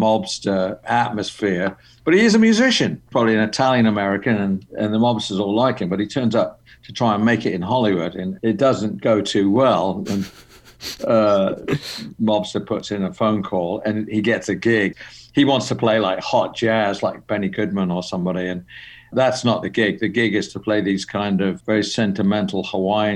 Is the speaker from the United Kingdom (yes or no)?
yes; England, United Kingdom; moved away as an adult; also born or lived in London; now in Los Angeles, United States; I'm English, but, you know, I came to L.A. in my very early 20s